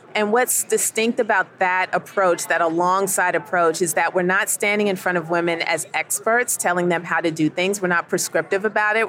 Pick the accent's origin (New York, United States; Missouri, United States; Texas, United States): New York, United States; New York City; moved away as an adult; now in Southern United States; So I'm originally from New York. I was born in Queens, New York. Lived in upstate for a while, but have lived down south for a good part of my adult life